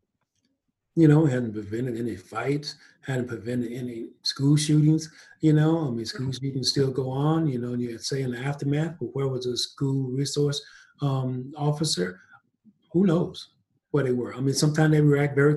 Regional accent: East Texas, United States; now in Denver, United States; I grew up in East Texas

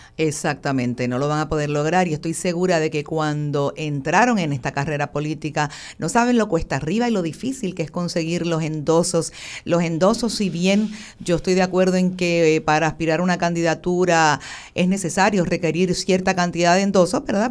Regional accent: Puerto Rico; como puertorriqueños

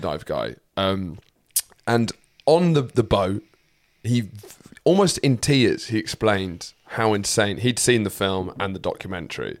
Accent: United Kingdom; proud to be British

